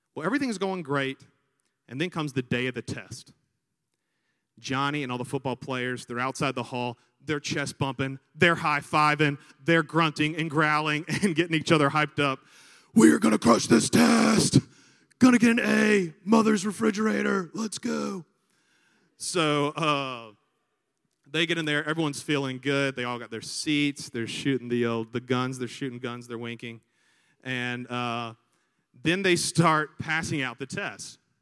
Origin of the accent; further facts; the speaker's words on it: Montgomery, Alabama, United States; also born or lived in San Diego, California / Virginia Beach, Virginia; we moved to Montgomery, Alabama when I was six years old because that's where he had grown up and I, and I was there ever since